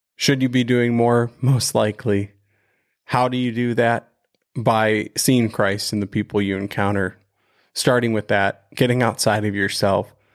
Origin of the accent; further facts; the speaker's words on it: right outside of Cleveland, Ohio, United States; we grew up right outside of Cleveland